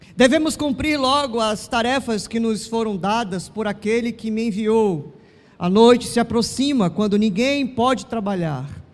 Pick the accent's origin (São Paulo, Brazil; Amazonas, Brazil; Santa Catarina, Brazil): Amazonas, Brazil; Manaus; nasci aqui em Manaus